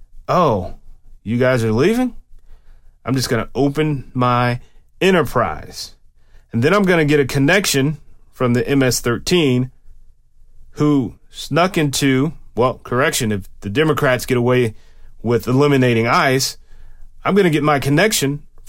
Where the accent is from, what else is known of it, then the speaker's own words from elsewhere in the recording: Germany; born there; I actually have a birth certificate that has the word Germany in it, because I was born in Germany while my dad was stationed there.